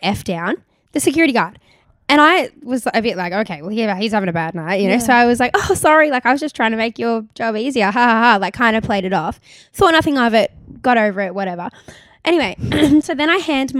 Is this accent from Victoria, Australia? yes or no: no; Gold Coast, Queensland, Australia; now in New South Wales, Australia; I'm originally from the Gold Coast